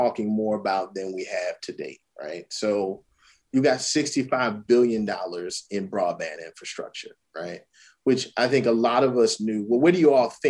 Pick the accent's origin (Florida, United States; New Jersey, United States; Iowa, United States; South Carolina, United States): South Carolina, United States; Orangeburg; I'm from Orangeburg, South Carolina. My family's from Calhoun County, South Carolina, and Hampton County, South Carolina.